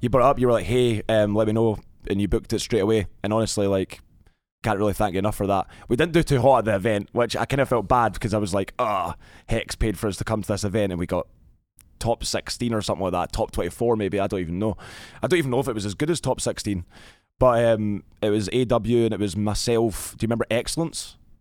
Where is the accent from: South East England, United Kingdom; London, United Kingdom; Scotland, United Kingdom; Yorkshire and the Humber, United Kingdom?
Scotland, United Kingdom; Glasgow; I was born in Glasgow, Scotland